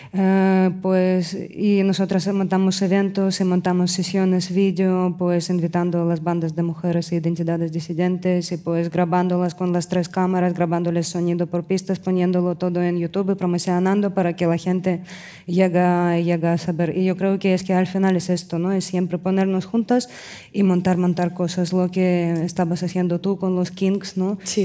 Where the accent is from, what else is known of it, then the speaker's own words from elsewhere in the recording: Russia; moved away; vengo de Rusia